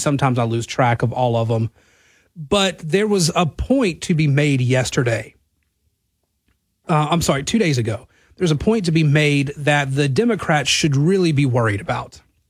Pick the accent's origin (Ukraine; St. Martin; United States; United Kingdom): United States; Natchitoches, Louisiana; my hometown, Natchitoches, Louisiana.